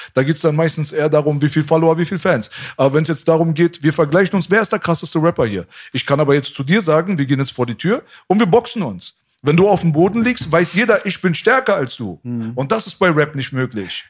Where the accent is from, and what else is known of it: Berlin, Germany